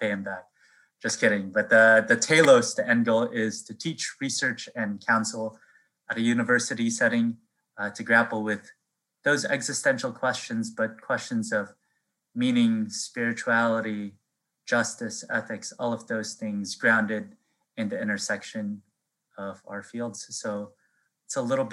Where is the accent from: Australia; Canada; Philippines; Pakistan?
Philippines; now in Boston, United States; I was born actually in the Philippines on Easter.